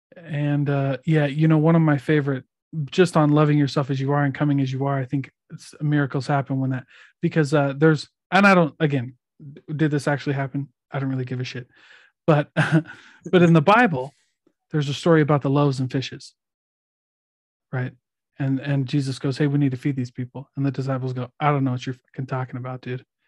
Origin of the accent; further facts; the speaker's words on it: Iowa, United States; I'm from Iowa